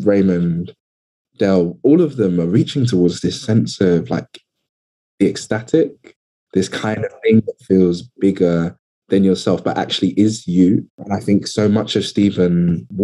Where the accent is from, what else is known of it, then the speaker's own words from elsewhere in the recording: London, United Kingdom; I'm from London, but I'm really from Southeast London.